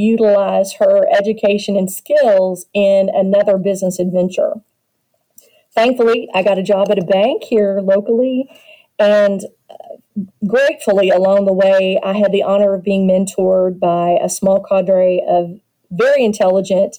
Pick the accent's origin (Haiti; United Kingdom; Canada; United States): United States; Louisville, Kentucky; my hometown of Louisville, Kentucky